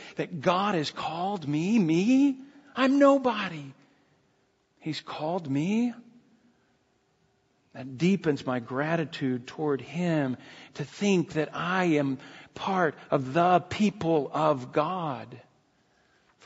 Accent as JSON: {"language": "English", "country": "United States", "said": "we're Americans"}